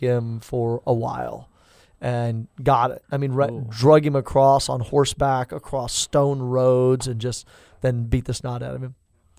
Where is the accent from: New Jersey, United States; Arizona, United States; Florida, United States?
New Jersey, United States; Like, I'm from Jersey, yo.